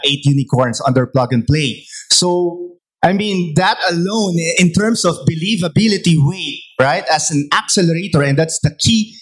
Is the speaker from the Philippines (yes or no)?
yes; Philippines; as a Filipino startup